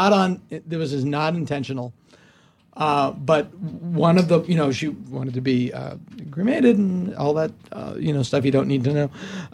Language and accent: English; Hopedale, Massachusetts, United States; It was a little curvy road in my hometown of Hopedale, Massachusetts. And at the end, I lived on the corner.